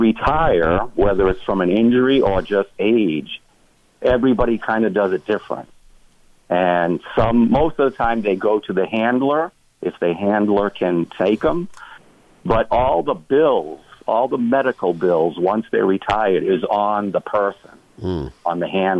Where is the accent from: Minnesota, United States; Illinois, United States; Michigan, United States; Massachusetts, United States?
Massachusetts, United States; New Bedford; I was born and raised in New Bedford. So I kind of grew up in a poor neighborhood. All my friends were black or poor whites like us